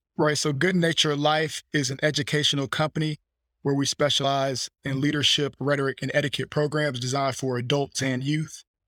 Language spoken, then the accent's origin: English; Fleming Island, Florida, United States; I was born in Fleming Island, Florida, about thirty minutes from Jacksonville, Northeast Florida